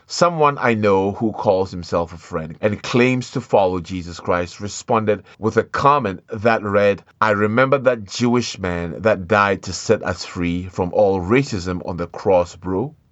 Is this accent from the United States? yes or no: no; Ashanti, Ghana; moved away as an adult; I am from the African continent, from the country of Ghana, from the tribe of Ashanti